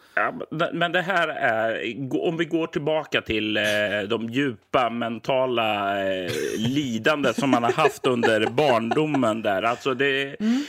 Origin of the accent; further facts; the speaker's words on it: Sweden; jag är ju som svensk och uppväxt på ja, 80-90-talet